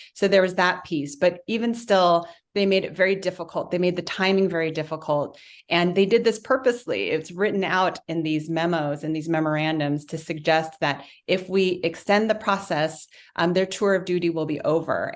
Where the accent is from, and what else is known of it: United States